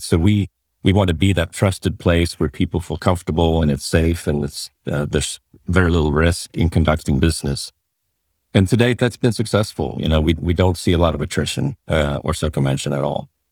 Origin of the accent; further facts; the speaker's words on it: Sweden; moved away as an adult; also born or lived in San Francisco, United States; I grew up in Sweden